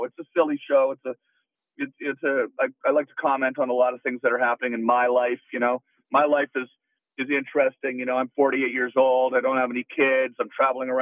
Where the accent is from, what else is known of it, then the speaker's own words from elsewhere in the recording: Canada; I'm Canadian.